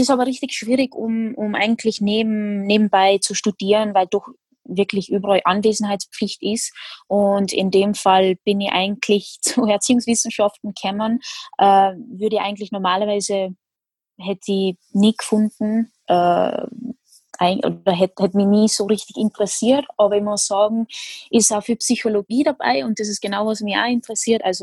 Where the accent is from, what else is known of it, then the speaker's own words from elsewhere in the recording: Netherlands; now in Austria; bin zwar bin ich Holländerin, aber ich wohne in Österreich, also so richtig, richtig holländisch fühle ich mich jetzt nicht